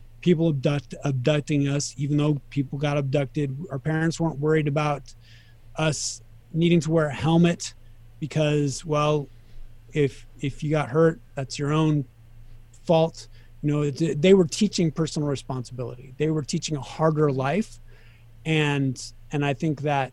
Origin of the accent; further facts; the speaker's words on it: Sacramento, California, United States; moved away as an adult; also born or lived in Reno, Nevada / Kansas City / Las Vegas; I grew up in Sacramento, and I was there until I was 24.